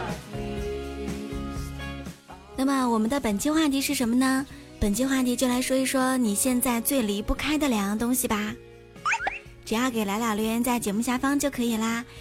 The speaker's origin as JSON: {"language": "Chinese", "region": "Shanxi", "country": "China", "tie": "born or raised there", "moved": "yes", "lives_now": "Qingdao, China", "said": "山西是面食之乡"}